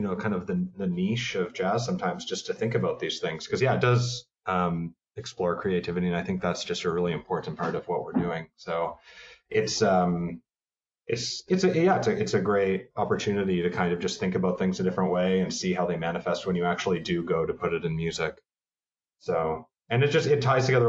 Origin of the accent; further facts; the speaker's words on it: Toronto, Ontario, Canada; moved away as an adult; also born or lived in Montreal, Canada; now in New York, United States; I'm from Toronto, Canada.